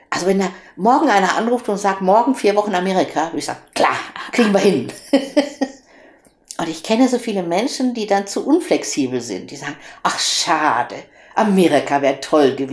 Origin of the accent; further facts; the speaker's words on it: Cologne, North Rhine-Westphalia, Germany